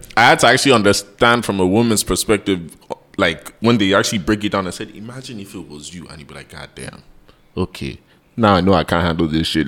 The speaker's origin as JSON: {"language": "English", "country": "United States", "tie": "born or raised there", "also_born_or_lived": "London", "moved": "yes", "lives_now": "Nigeria", "said": "I grew up in America"}